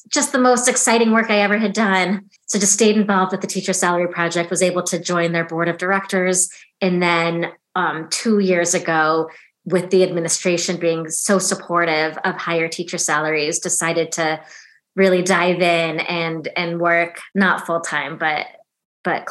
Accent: Chicago, Illinois, United States; also born or lived in Oxford; came back to my hometown, Chicago

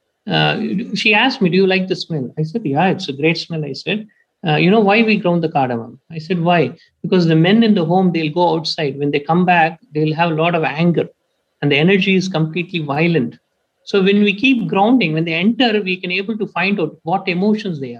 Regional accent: Tamil Nadu, India; my hometown, is in Tamil Nadu state. So in my hometown, I was born and brought up in a village

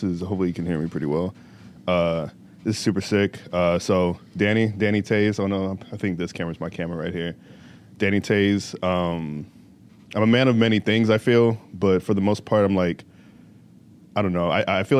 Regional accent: Riverside, California, United States; born there; also born or lived in Virginia / Indiana; now in Chicago, United States; So, I grew up, so I was born in Riverside, California, right? And then my family moved to Virginia and then we moved to Indiana. And I've been in Chicago for about 3 years, a little over 3 years now, right?

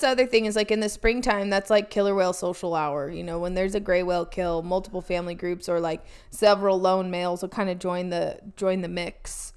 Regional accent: Oregon, United States; now in California, United States; growing up in Oregon

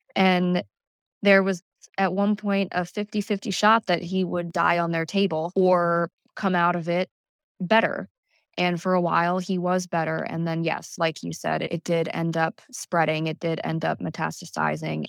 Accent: Calvert County, Southern Maryland, United States; also born or lived in Prince George's County, Maryland / Virginia; technically I was born there, yes, but I grew up in Southern Maryland in Calvert County

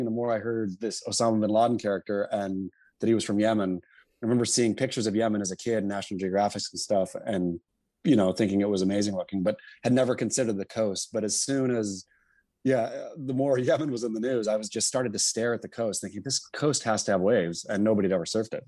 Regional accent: Oregon coast, United States; also born or lived in California; so I was born in California, but grew up on the, uh, Oregon coast. My folks moved there when I was two or something.

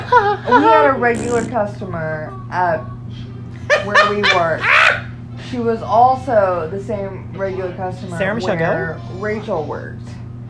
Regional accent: Florida, United States; I grew up in Florida.

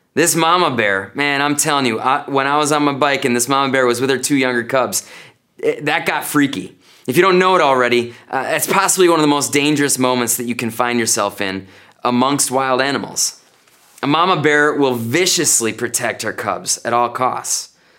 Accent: North Woods of Wisconsin, United States; now in Janesville, United States; growing up in the North Woods of Wisconsin

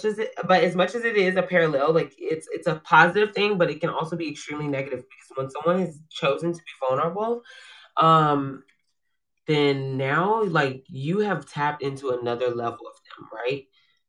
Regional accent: Georgia, United States; I'm from Georgia. Georgia, baby. Where you from? Georgia. I'm just kidding. It's Georgia. I'm a peach. I'm a peach.

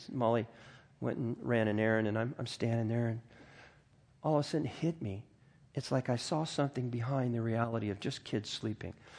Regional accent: United States; I grew up in the Mojave Desert.

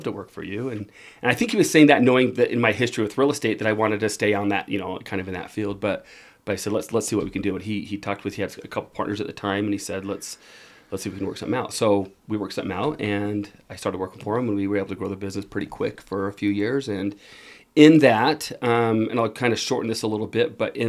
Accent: Utah, United States; also born or lived in Germany; I grew up here in Utah

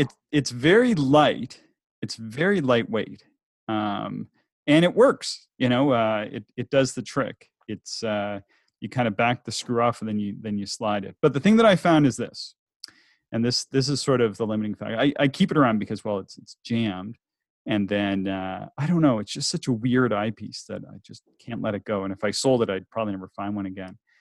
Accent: the Maritimes, Canada; I'm from the Maritimes and it's cloudy there much of the time

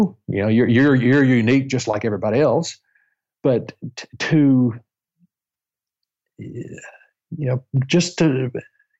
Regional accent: the South, United States; I am from the South, so I don't have an accent.

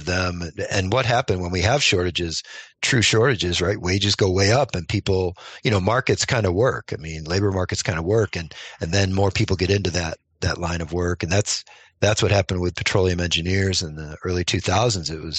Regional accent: New York, United States; moved away; my home state of New York

